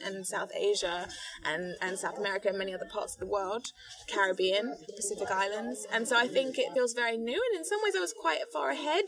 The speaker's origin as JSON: {"language": "English", "country": "Ghana", "tie": "born or raised there", "also_born_or_lived": "London", "said": "when I was nine, we moved to Ghana, where my father is from"}